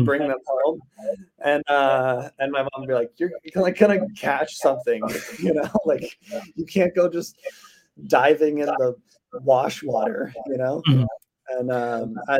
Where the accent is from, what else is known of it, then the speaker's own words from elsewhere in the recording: Simi Valley, California, United States; also born or lived in Orange County / Oceanside; By 8, I was in Simi. And then I was in Simi pretty much